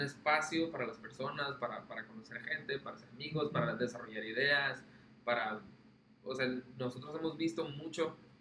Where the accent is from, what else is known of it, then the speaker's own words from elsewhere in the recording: Mexico; lo que somos nosotros como mexicanos